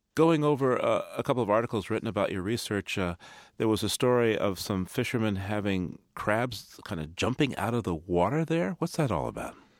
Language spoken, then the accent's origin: English; Boston, Massachusetts, United States; Boston is my hometown